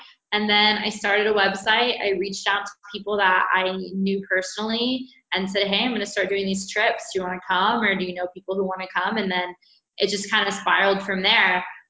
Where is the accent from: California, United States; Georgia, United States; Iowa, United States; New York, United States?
California, United States; Sacramento; moved away as an adult; now in Guatemala; I'm 27 years old. I'm originally from Sacramento, California. I love my hometown, but Latin America stole my heart 8 years ago. And so I've kind of been living here on and off